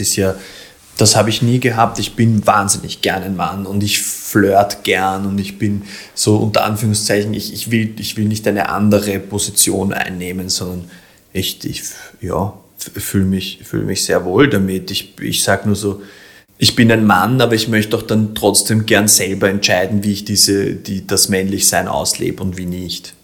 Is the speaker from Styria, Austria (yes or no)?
no; Vienna, Austria; da bin ich ein Wiener